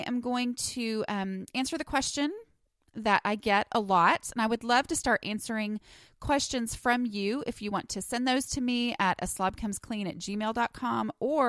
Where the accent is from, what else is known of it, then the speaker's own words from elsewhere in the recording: New York, United States; accent: New York; and that's my New York accent in case you're wondering